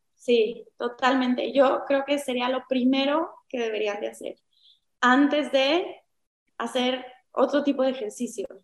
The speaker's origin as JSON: {"language": "Spanish", "country": "Mexico", "said": "somos muy mexicanos"}